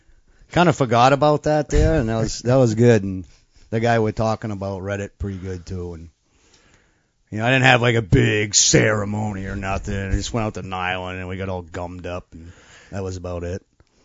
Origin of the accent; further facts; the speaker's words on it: New Hampshire, United States; I'm from New Hampshire